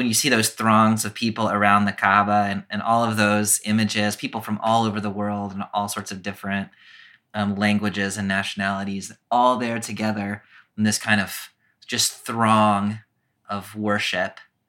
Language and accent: English; Clemson, South Carolina, United States; Like, I grew up in Clemson, South Carolina, population, I don't know, 10,000.